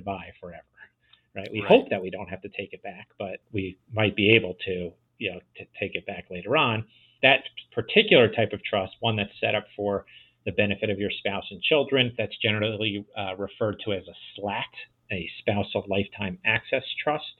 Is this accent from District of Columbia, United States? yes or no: no; New Jersey, United States; New Jersey, my home state